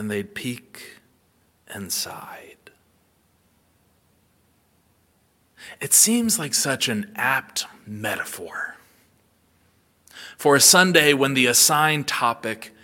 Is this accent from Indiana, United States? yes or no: no; Ohio, United States; now in South Georgia, United States; Growing up in Ohio